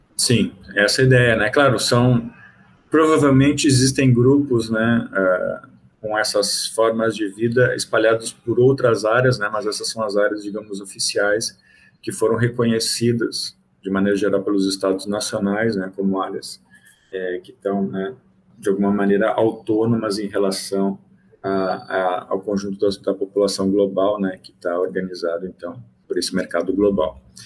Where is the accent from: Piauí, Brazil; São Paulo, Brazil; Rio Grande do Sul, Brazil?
Rio Grande do Sul, Brazil; moved away as an adult; also born or lived in Goiás / Bahia; now in Salvador, Brazil; eu sou gaúcho, né? E fiz minha graduação em biologia e mestrado em ecologia lá na Federal do Rio Grande do Sul